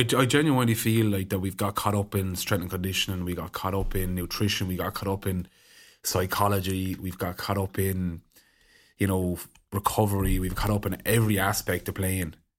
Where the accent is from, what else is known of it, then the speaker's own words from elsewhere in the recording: Ireland; as Irish people, we're very conservative